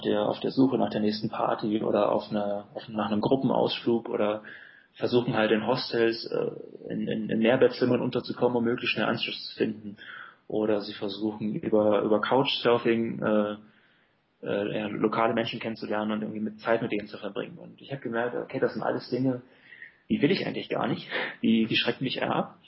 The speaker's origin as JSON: {"language": "German", "country": "Germany", "said": "Ich finde es ein sehr lebenswertes Land. Und vor allem ist es halt meine Heimat"}